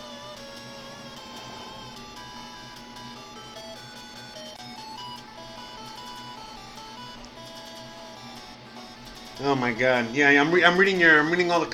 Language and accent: English; Miami, Florida, United States; the way I grew up in Miami